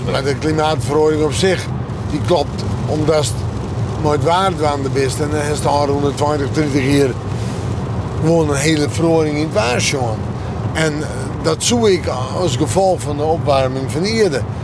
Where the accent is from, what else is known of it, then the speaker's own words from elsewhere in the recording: Friesland, Netherlands; Dus ik ben Fries